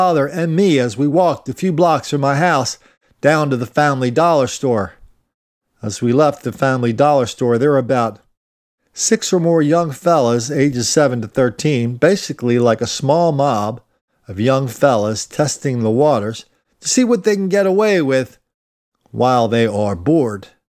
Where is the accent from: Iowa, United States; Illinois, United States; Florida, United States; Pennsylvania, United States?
Iowa, United States; Fort Dodge; now in Oregon, United States; Short story, I'm from Fort Dodge, Iowa.